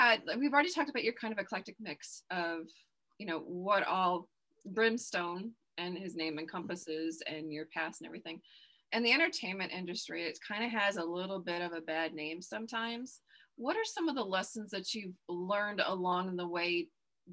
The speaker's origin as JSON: {"language": "English", "region": "Texas", "country": "United States", "said": "I'm Irish Texan"}